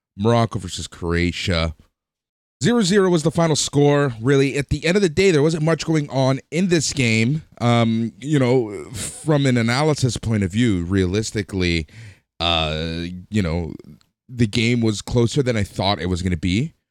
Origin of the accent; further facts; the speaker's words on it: Toronto, Ontario, Canada; We're from Toronto. Toronto's in Canada.